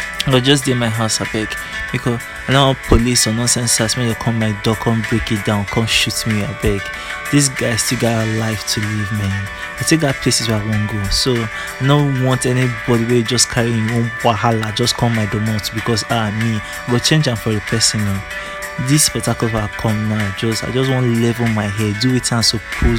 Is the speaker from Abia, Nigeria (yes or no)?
yes; Abia, Nigeria; also born or lived in Abuja, Nigeria; now in Port Harcourt, Nigeria; I grew up like in Southeast, like in Abia State